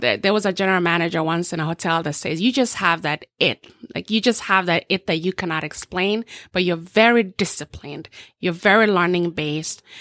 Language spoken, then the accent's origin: English; Eldoret, Uasin Gishu County, Kenya; now in Orlando, United States; So, born and raised in a small village in, um, western, southwestern part of, of Kenya called Eldoret.